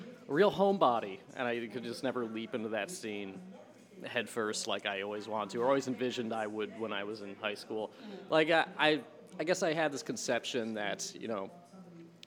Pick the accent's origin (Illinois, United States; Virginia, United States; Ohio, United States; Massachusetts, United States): Massachusetts, United States; Sharon; also born or lived in Binghamton, New York; I grew up in Sharon, Massachusetts, where I live now with my parents